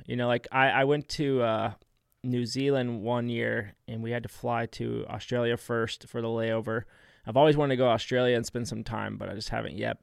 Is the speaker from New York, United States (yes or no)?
no; San Diego, California, United States; moved away as an adult; also born or lived in Temecula, California / Florida; born and raised in San Diego, and then I spent a lot of time in Temecula